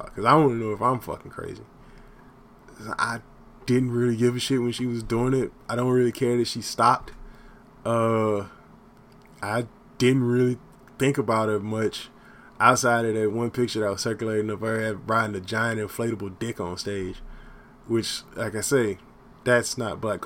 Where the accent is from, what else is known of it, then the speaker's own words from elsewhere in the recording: Texas, United States; also born or lived in Los Angeles, California; now in Austin, United States; I was born in Los Angeles, raised in Texas